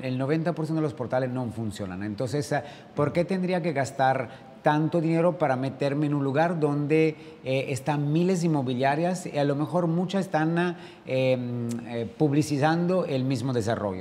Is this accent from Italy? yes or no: yes; Italy; also born or lived in France / Dubai / Sydney; now in Riviera Maya, Mexico